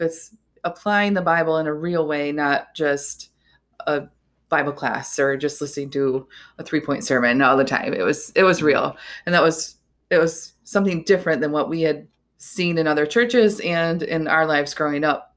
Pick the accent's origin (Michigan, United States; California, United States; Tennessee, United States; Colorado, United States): Michigan, United States; Hudsonville; also born or lived in Jenison, Michigan; now in Holland, United States; we grew up in Hudsonville, Jenison, and then when we got married, we stayed